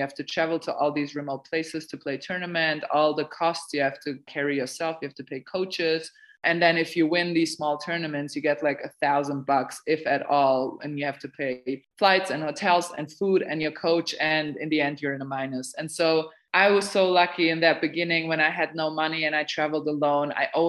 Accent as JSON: {"language": "English", "country": "Serbia", "said": "But Anna knew me because we're both like I'm originally from Serbia."}